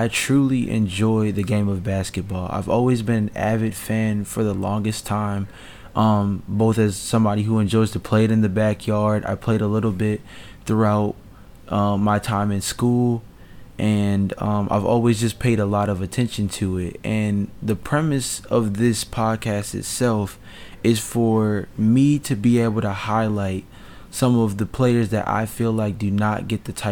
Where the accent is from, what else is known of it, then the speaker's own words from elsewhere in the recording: Baltimore, Maryland, United States; also born or lived in Atlanta, Georgia; I was born in Atlanta, Georgia, but raised predominantly in Baltimore, Maryland.